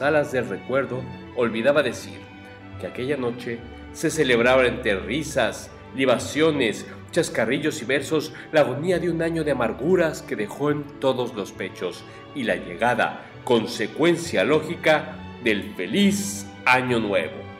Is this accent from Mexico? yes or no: yes; Mexico; como mexicanos